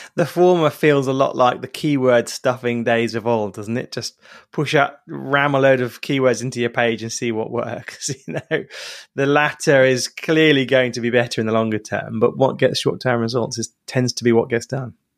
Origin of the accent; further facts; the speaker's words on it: England, United Kingdom; as an English person